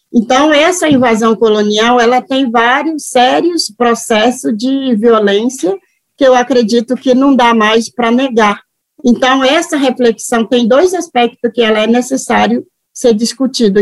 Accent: Japorã, Mato Grosso do Sul, Brazil; moved away as an adult; also born or lived in Aracruz, Espírito Santo / Rio de Janeiro; Eu sou de origem Mato Grosso do Sul, na qual onde eu estou agora. Eu nasci numa aldeia que se chama Portolindo, que fica no município de Japorã

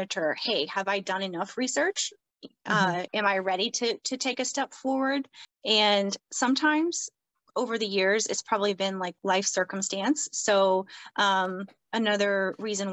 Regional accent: the South, United States; I grew up in the South.

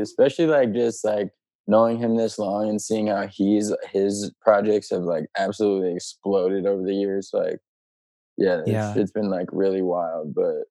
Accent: St. Louis, Missouri, United States; now in Los Angeles, United States; I'm from St. Louis.

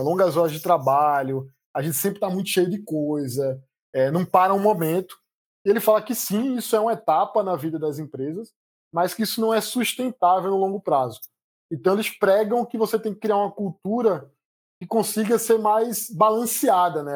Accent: Recife, Pernambuco, Brazil; born or raised there; accent: Recife accent; moved away as an adult; also born or lived in Campinas; now in São Paulo, Brazil

